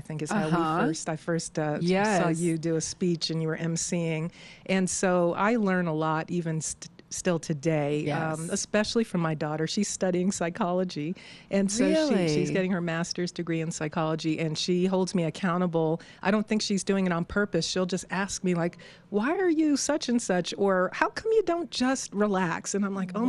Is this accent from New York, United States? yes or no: yes; New York, United States; also born or lived in Virginia; now in Denver, United States; I'm originally from New York, and I lived in Virginia before moving to Denver.